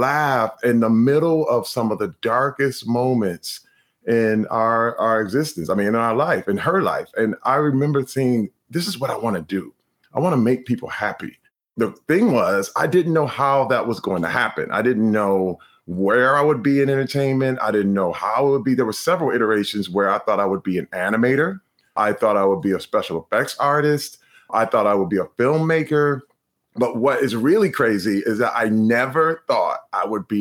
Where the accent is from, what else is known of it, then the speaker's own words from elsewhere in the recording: Flint, Michigan, United States; when I was a little kid growing up in Flint, Michigan